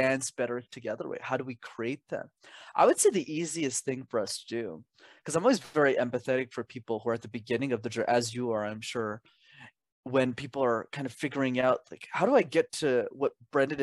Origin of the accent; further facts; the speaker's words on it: Canada; I was born in Canada, which is where I'm based